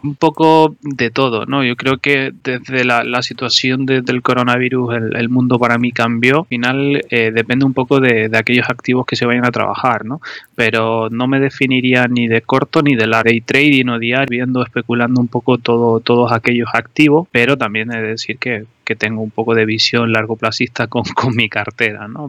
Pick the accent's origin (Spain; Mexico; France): Spain; Tenerife, Canary Islands; moved away as an adult; now in Madrid, Spain; sabrán que por mi acento soy de Tenerife, pero bueno, vine aquí a Madrid a estudiar